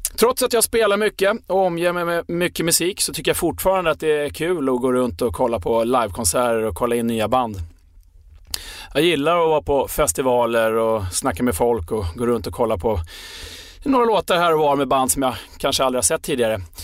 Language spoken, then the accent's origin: Swedish; Sweden; vi svenskar